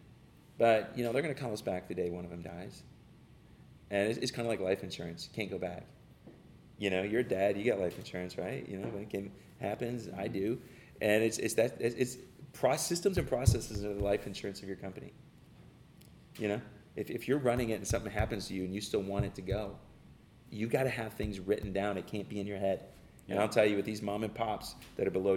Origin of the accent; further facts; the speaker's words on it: Detroit, Michigan, United States; I grew up in Detroit, so I'm a born, you know, rock and roll guy